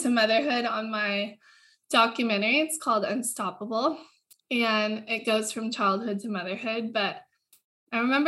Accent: Hawaii, United States; I was born and raised in Hawaii into a surfing family

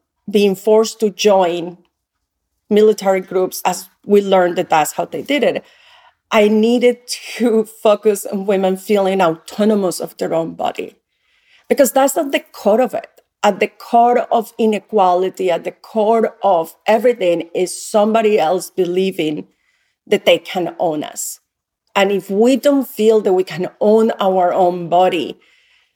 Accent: Yopal, Casanare, Colombia; moved away; I grew up in a small town called Yopal in the state of Casanare

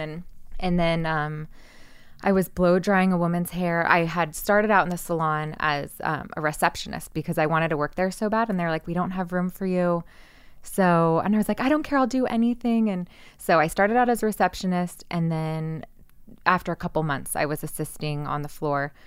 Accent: Santa Cruz, California, United States; moved away as an adult; also born or lived in Orange County, California; now in Los Angeles, United States; growing up in Santa Cruz

